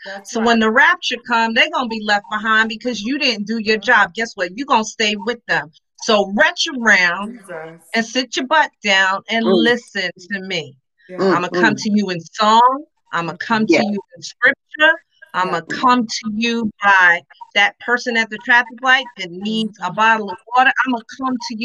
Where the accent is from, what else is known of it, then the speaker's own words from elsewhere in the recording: New York, United States; I'm from New York